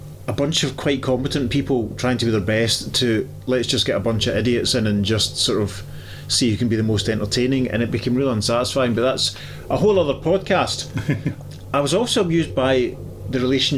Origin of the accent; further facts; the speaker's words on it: Paisley, Scotland, United Kingdom; Paisley Town Centre. You know, that's my hometown, that's from where I'm from originally